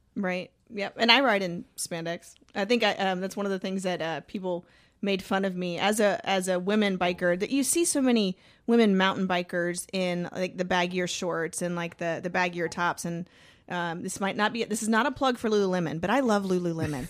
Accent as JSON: {"language": "English", "region": "Georgia", "country": "United States", "said": "I'm from Georgia"}